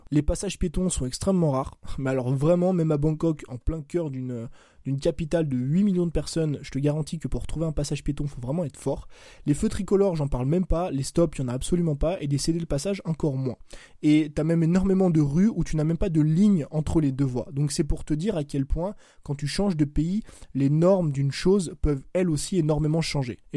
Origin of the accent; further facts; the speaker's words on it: France; je te parle de la France parce que moi j'ai grandi en France.